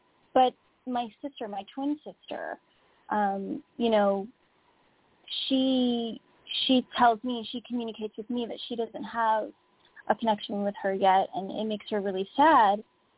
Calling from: Oxnard, California, United States; I'm calling from Oxnard, California.

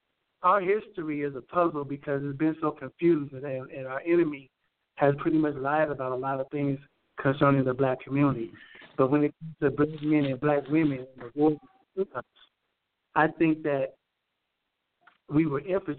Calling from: Denver, Colorado, United States; I'm calling from Denver, Colorado.

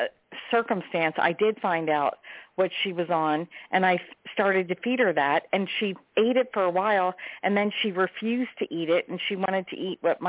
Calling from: Delaware, United States; calling from Delaware.

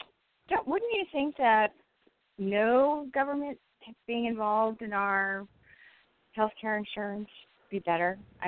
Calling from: Southern California, United States; I'm calling from Southern California.

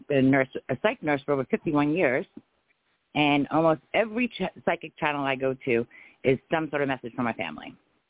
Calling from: Florida, United States

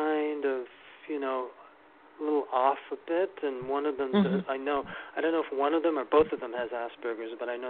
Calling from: New York City, New York, United States; New York City.

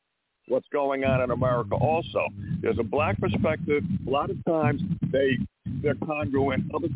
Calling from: Montana, United States; from Montana.

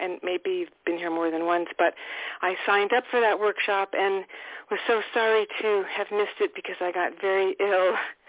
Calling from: Toronto, Ontario, Canada; I'm so happy to be speaking with you this evening. I'm calling from Toronto

